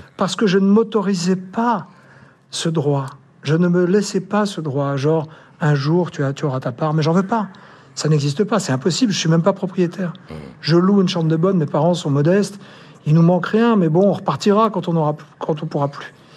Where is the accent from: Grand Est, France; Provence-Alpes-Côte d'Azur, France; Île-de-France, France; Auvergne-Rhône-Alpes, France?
Île-de-France, France; Paris; Je suis né à Paris, dans le 11e arrondissement, j'ai grandi dans le 10e, je suis un enfant de la République.